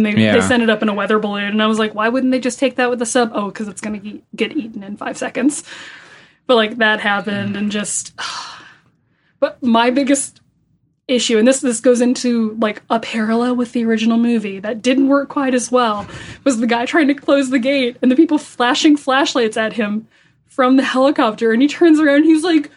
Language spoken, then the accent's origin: English; San Diego, California, United States; I'm from San Diego